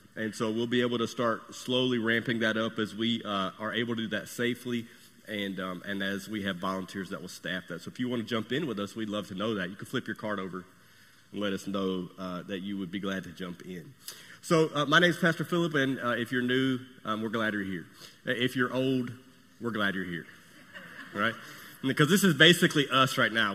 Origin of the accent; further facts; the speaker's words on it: United States; I'm American, and I'm proud of it